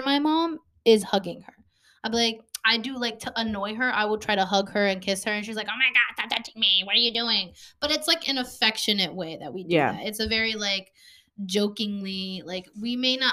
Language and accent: English; Chicago, Illinois, United States; we're from Chicago